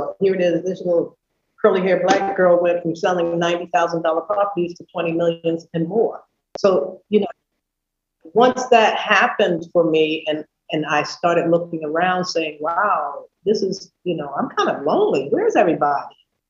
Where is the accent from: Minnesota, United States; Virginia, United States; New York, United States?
New York, United States; New York City; I came from New York City and I understood what it meant to really market something.